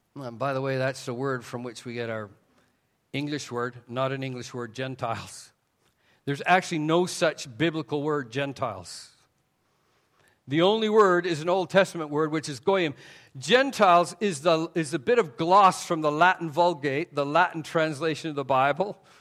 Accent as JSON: {"language": "English", "country": "Canada", "also_born_or_lived": "Taiwan", "said": "Even though I'm from Canada, it was Southern Baptists who came up and reached my parents"}